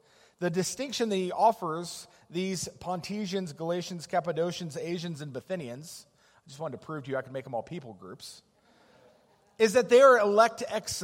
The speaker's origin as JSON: {"language": "English", "town": "Denver", "region": "Colorado", "country": "United States", "tie": "born or raised there", "moved": "yes", "said": "We grew up in Denver, longtime Bronco fans"}